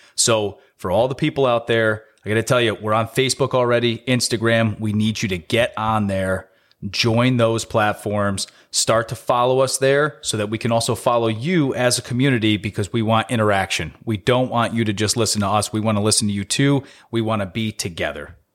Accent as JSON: {"language": "English", "area": "Capital District", "region": "New York", "country": "United States", "tie": "born or raised there", "said": "born and raised in the Capital District"}